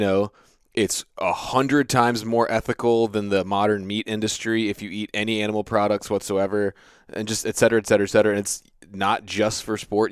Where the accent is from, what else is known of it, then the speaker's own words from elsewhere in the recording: United States; I grew up on the Chesapeake Bay